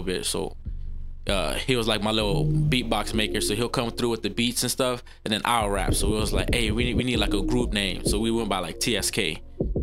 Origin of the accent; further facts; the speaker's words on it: Louisiana, United States; now in San Antonio, United States; growing up in Louisiana, like, all we listened to was like New Orleans music